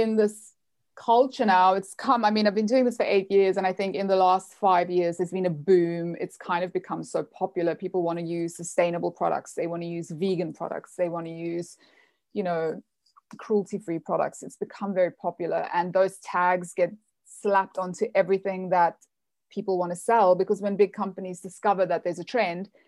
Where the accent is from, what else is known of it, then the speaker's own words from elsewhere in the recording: South Africa; moved away as an adult; also born or lived in United States; I'm from South Africa. I was born and raised kind of on the farm country in the middle of nowhere